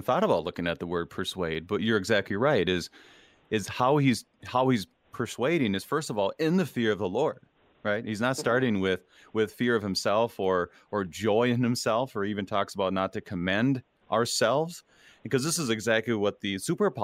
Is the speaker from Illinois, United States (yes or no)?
no; Minnesota, United States; as a Minnesotan